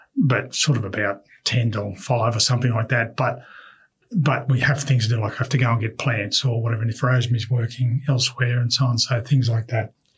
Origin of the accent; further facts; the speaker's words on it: Australia; we are Australian